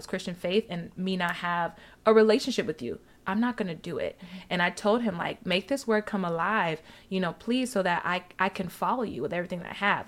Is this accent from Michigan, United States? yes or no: no; Alabama, United States; grew up in Alabama